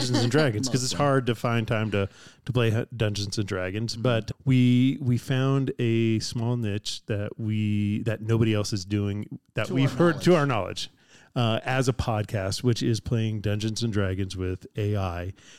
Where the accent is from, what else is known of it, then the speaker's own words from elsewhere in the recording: San Diego, California, United States; I grew up in San Diego, California